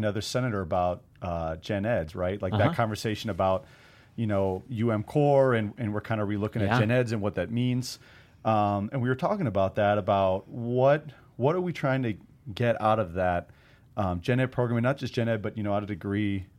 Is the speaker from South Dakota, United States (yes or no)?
yes; South Dakota, United States; also born or lived in Georgia; now in Missoula, United States; whether it was growing up in South Dakota or living in Georgia